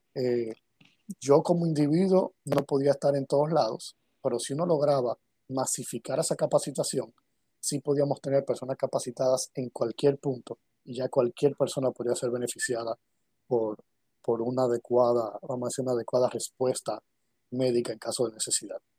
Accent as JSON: {"language": "Spanish", "town": "Santo Domingo", "region": "Distrito Nacional", "country": "Dominican Republic", "tie": "born or raised there", "said": "Yo nací aquí en República Dominicana, en Santo Domingo, eh, en el año 82, 1982."}